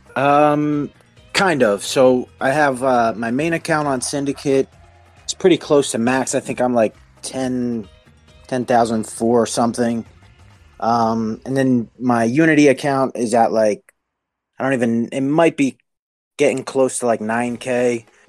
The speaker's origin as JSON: {"language": "English", "region": "New Jersey", "country": "United States", "said": "I'm from New Jersey in America"}